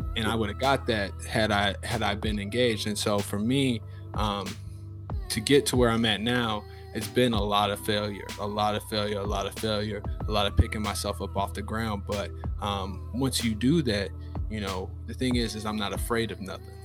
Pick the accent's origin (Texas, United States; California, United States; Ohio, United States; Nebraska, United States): Nebraska, United States; Lincoln; moved away as an adult; now in Jacksonville, United States; I'm from Lincoln, Nebraska. I'm 29 years old. I live in Jacksonville, Florida, but uh, I'm from Nebraska. There's not many black people that you'll know that are from Nebraska, but uh, that's where I, that's where I was raised. Uh, that's where I grew up